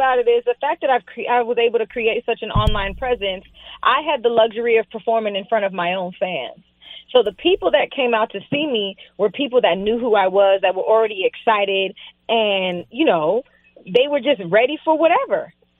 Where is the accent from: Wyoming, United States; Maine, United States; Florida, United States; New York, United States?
Florida, United States; West Palm Beach; And, you know, I grew up in South Florida. I lived in West Palm. And I lived in the hood.